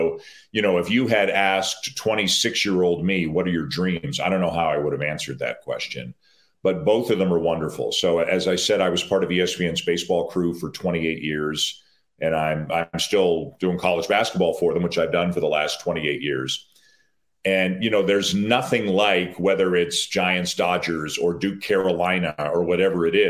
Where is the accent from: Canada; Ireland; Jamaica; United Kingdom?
Canada; Toronto, Ontario; I grew up in Toronto